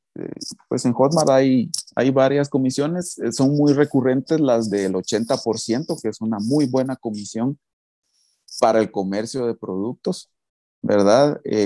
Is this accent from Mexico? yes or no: no; Guatemala; soy de Guatemala.